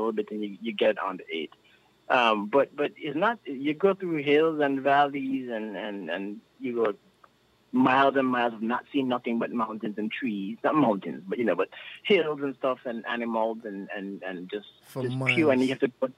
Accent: Newtown, St. Kitts & Nevis; moved away; in my community, I'm from Newtown.

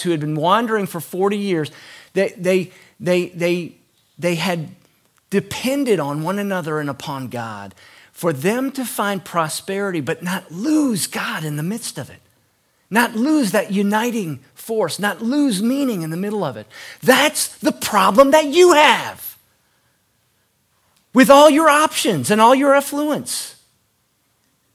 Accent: United States

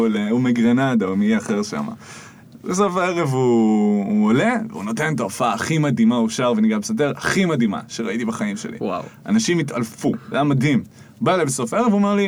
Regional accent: Jerusalem, Jerusalem District, Israel; נולדתי וגדלתי בירושלים. דור תשיעי בעיר מכל כיוון.

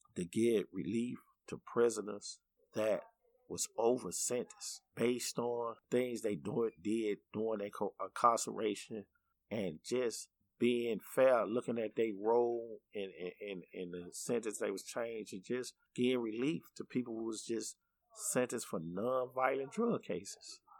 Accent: Chicago, Illinois, United States; I grew up in the uh, 80s and 90s in Bronzeville

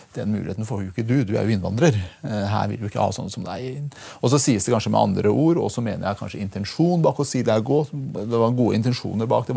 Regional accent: Porsgrunn, Telemark, Norway; Norwegian is a second language; now in Oslo, Norway; Jeg har vokst opp i Porsgrunn

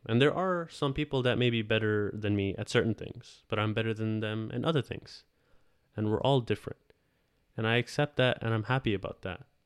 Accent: Ontario, Canada; I am from Canada, Ontario

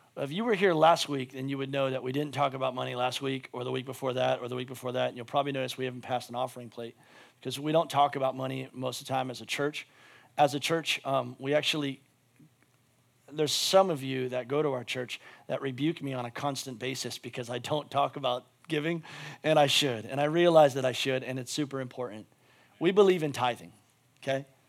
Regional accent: United States; as an American

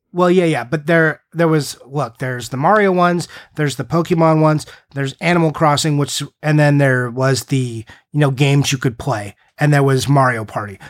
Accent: United States; I'm American

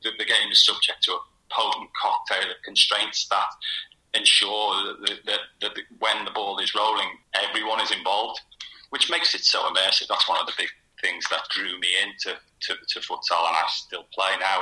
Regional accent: Liverpool, North West England, United Kingdom; me growing up in Liverpool, playing street football in the 70s and 80s

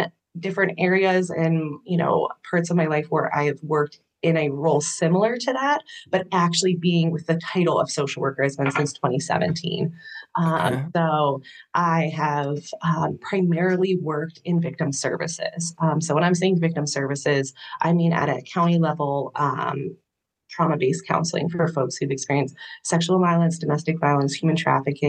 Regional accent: Camp Hill, Pennsylvania, United States; I am from Camp Hill, Pennsylvania, so right outside Harrisburg. My family's lived here for quite a little bit. My family was military before I was born, so my siblings, my family's lived all over, but I've grown up here

